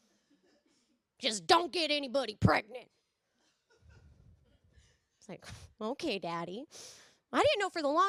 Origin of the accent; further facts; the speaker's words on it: California, United States; I'm from California